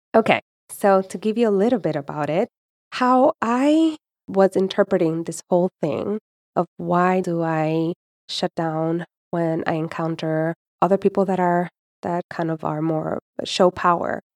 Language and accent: English; Puerto Rico; I was born and raised in Puerto Rico